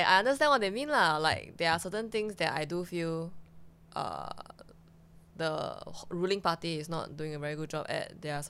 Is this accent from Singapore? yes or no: yes; Singapore; also born or lived in China; Born in China. raised in Singapore